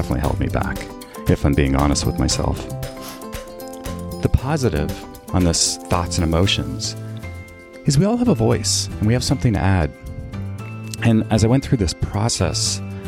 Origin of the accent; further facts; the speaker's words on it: Canada; I was born and raised in Canada